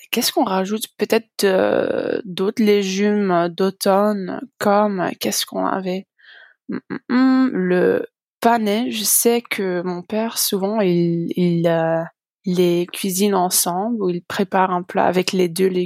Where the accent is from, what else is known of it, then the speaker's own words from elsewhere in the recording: Belgium; J'ai 24 ans. J'apprends le français depuis assez longtemps, vu que je viens de Belgique.